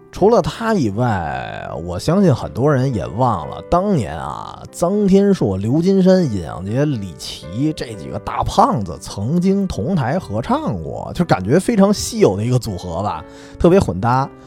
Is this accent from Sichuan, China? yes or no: no; Beijing, China; 我小时候在北京的潘家园